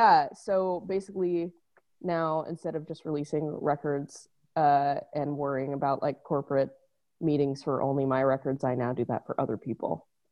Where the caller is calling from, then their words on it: Los Angeles, California, United States; Echo Park, beautiful Echo Park, Los Angeles.